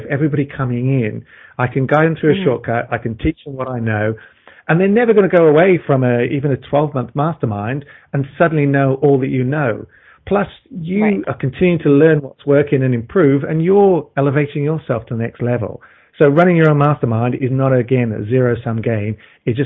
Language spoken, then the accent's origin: English; Melbourne, Victoria, Australia; my hometown of Melbourne, Australia here